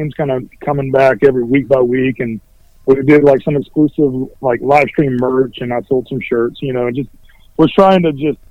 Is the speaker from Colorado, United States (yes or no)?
no; Greenville, North Carolina, United States; now in Wilmington, United States; I was born and raised in North Carolina, but I was born in Greenville, which is about 2 hours north of where I'm at now